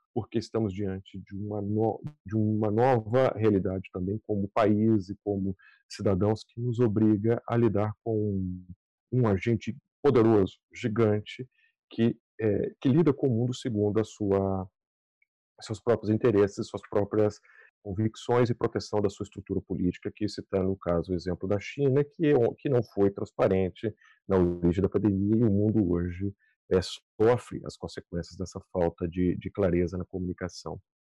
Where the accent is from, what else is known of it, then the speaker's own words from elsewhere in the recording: Brazil; now in United States; onde vivo e onde, de onde sou é o país que eu penso 24 horas por dia, todos os dias, que é o Brasil